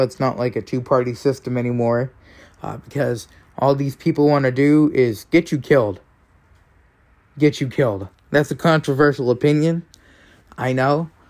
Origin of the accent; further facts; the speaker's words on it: Maine, United States; I have a rhino as a senator for my home state, Susan Collins